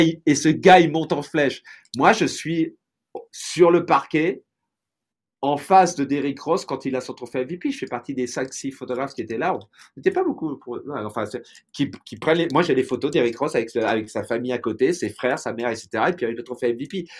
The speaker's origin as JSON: {"language": "French", "town": "Tours", "region": "Centre-Val de Loire", "country": "France", "tie": "born or raised there", "moved": "as an adult", "lives_now": "Los Angeles, United States", "said": "je suis né à Tours, j'ai vécu en France"}